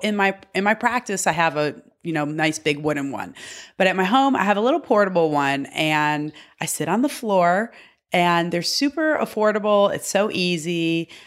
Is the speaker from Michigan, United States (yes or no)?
yes; Michigan, United States; I'm from Michigan